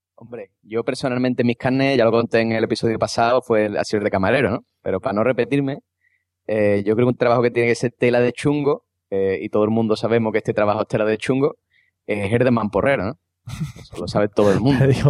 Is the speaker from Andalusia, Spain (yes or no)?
yes; Cádiz, Andalusia, Spain; como buen andaluz y gaditano